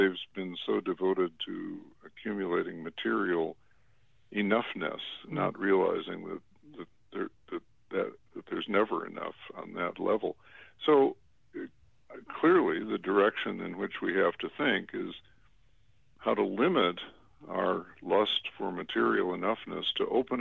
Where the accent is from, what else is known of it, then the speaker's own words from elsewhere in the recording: Chicago, Illinois, United States; growing up in an affluent community on the North Shore of Chicago. I was born in Chicago, but my family eventually moved up to the North Shore